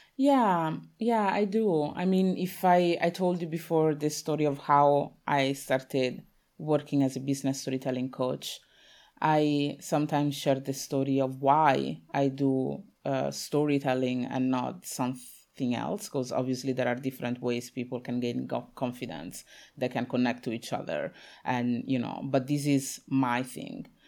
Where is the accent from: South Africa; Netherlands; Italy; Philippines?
Italy; I was born in Italy, my parents are from Congo